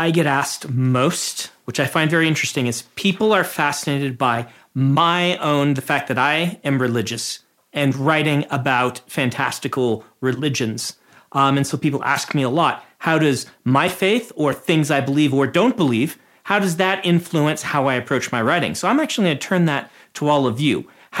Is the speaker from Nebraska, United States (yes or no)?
yes; Nebraska, United States; I come from the Nebraska Mormons. We're completely different.